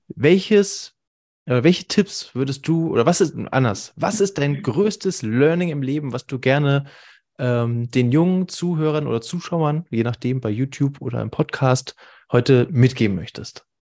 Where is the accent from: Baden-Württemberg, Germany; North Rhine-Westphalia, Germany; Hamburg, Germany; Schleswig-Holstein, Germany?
Hamburg, Germany; wir kommen beide aus Hamburg